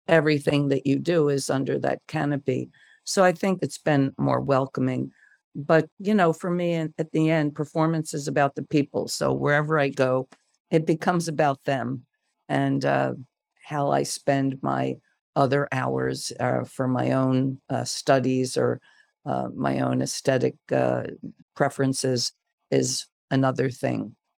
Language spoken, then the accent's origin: English; United States; I'm an American and, uh, I, I am an all, I'm every inch American